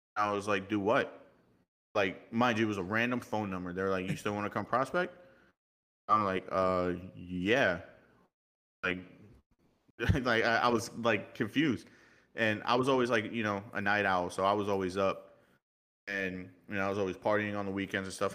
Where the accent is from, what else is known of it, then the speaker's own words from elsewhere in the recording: New York, United States; accent: New York; also born or lived in Miami; I was born in Miami, raised in New York, so I kinda have that little bit of New York emphasis